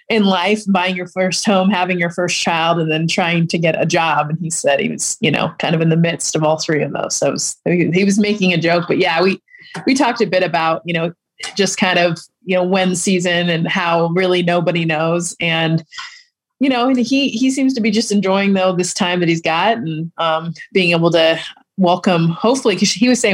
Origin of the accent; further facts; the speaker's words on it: Los Angeles, California, United States; my hometown is LA.